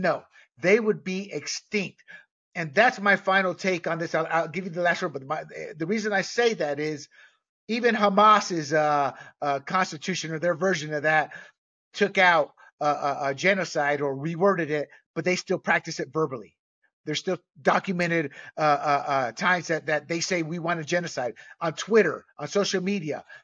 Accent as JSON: {"language": "English", "country": "Panama", "tie": "born or raised there", "moved": "yes", "said": "I was born and raised in Panama"}